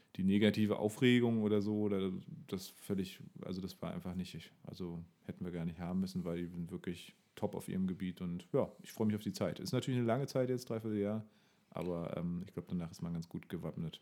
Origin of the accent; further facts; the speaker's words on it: Bernau bei Berlin, Brandenburg, Germany; in meiner Kindheit und Jugend immer sehr wichtig, weil Bernau kannte natürlich keine Sau